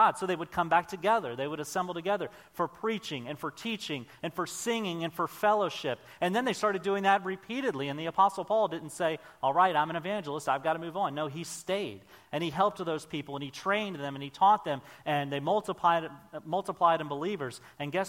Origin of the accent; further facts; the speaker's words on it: Maryland, United States; moved away as an adult; also born or lived in Oklahoma; I grew up on the Chesapeake Bay in Maryland